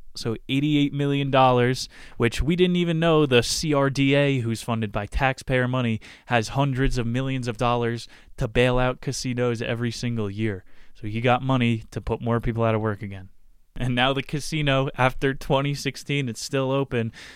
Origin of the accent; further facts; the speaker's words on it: New Jersey, United States; I grew up in Chris Christie's state where New Jersey, Johnson and Johnson, the headquarters is.